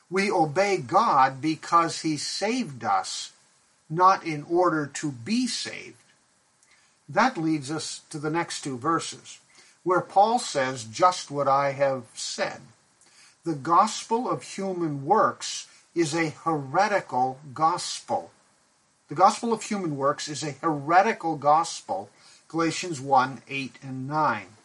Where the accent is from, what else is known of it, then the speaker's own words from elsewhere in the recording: Pakistan; I remember growing up in Pakistan where my parents were missionaries.